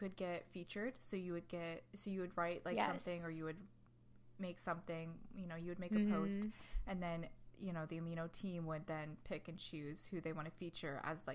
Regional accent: Ohio, United States; I'm from Ohio

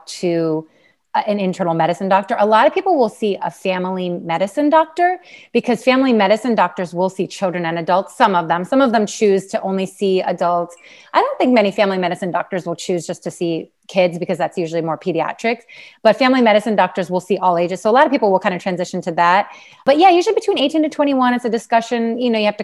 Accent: Pennsylvania, United States; I'm from Pennsylvania, actually kind of born and bred there.

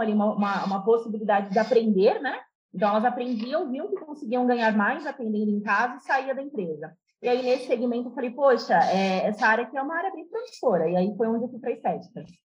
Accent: Itapevi, São Paulo, Brazil; also born or lived in Santos; Eu nasci em São Paulo, fui criada em Itapevi, por alguns anos eu saí daqui, fui para Santos, né, com, com os meus pais e retornei para Itapevi

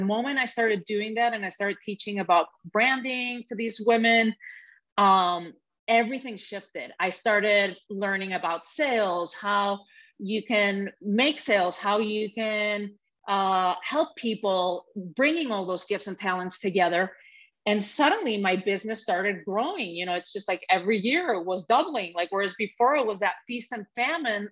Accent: Spain; moved away; growing up in Spain in a very patriarchal country, very patriarchal family too

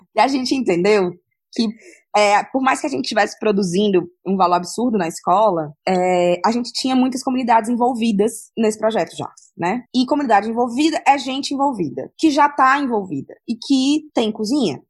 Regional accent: Ceará, Brazil; Eu, como cearense

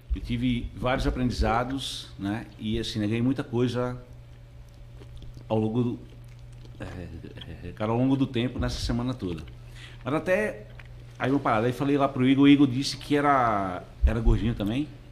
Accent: Northeast Region, Brazil; eu sou do Nordeste lá, vivo lá naquele

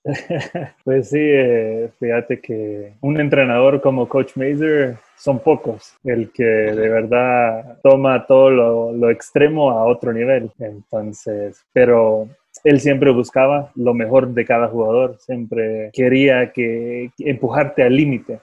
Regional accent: Los Angeles, California, United States; moved away as an adult; also born or lived in New York; now in Guatemala; yo de Los Ángeles a Nueva York

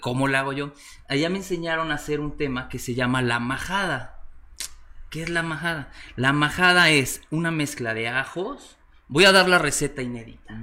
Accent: Puebla, Mexico; also born or lived in Valencia, Spain / Mexico City; Soy mexicano, sí, soy de la ciudad de Puebla, Puebla

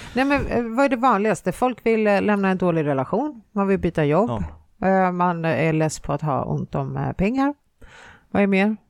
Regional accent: Finland; moved away; jag är från Finland

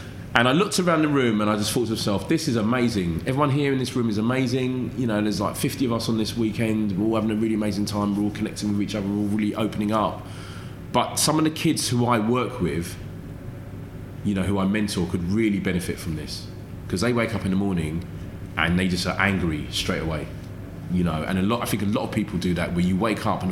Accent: London, United Kingdom; growing up in London in the 80s

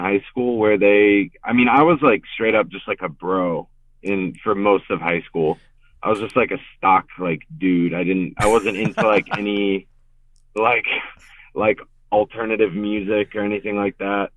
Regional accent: Richmond, Virginia, United States; also born or lived in New Haven, Connecticut; now in New York, United States; I was born in Connecticut, in New Haven, but my family moved down to Richmond when I was 5 or 6. So I basically grew up in Richmond

